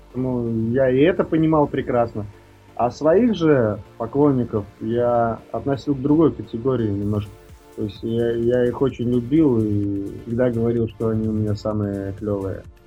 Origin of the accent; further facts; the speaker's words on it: Jūrmala, Latvia; moved away as an adult; now in Moscow, Russia; у меня на родине, в Латвии